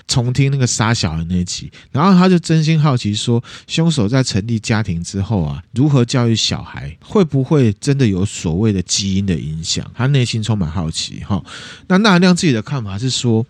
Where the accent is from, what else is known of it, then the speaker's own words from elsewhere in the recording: Taiwan; 我们身为台湾人